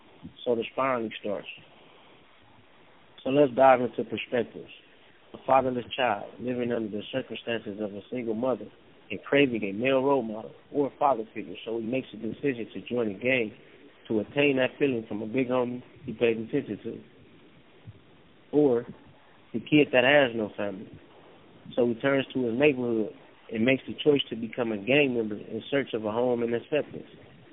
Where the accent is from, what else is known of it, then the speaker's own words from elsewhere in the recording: Compton, California, United States; Growing up in Compton, it's easy to dive into the culture that's embedded in everyday life.